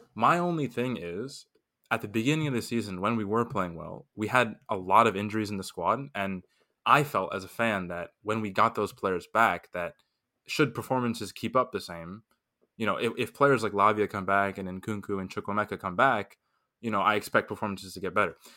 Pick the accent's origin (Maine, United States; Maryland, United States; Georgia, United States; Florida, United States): Florida, United States; Miami; I'm from Miami, so LeBron played for my team, the Heat, for four years